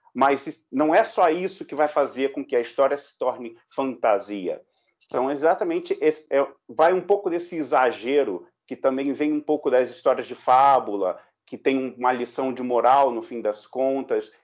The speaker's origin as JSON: {"language": "Portuguese", "country": "Brazil", "said": "nós também, enquanto brasileiros"}